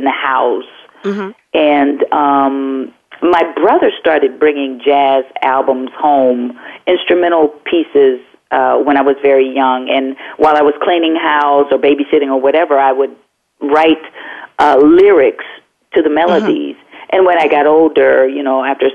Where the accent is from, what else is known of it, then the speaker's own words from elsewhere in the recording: Aliquippa, Pennsylvania, United States; also born or lived in Los Angeles; Out in a small town called Aliquippa, Pennsylvania, about 24 miles south of Pittsburgh, Pennsylvania.